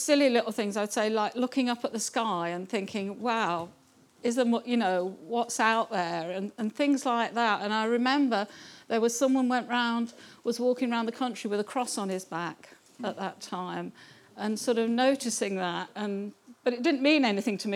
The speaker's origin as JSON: {"language": "English", "town": "Kettering", "region": "East Midlands", "country": "United Kingdom", "tie": "born or raised there", "moved": "as an adult", "said": "I was actually born in Kettering, so not far, so I've almost ended up coming back home. I was born in Kettering."}